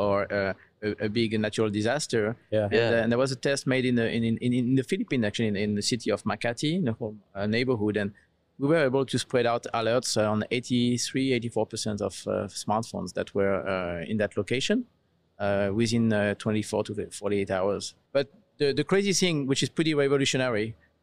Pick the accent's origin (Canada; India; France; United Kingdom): France; south of France; moved away as an adult; now in United States; my accent. You probably recognize that I come from Europe. I'm French originally, south of France. Moved to the US 11 years ago.